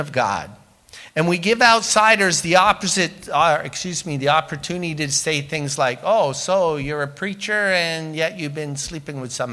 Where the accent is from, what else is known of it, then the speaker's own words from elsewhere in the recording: England, United Kingdom; also born or lived in Windsor, Ontario, Canada; now in Canada; growing up in England where we were so poor, we would make welfare kids look rich.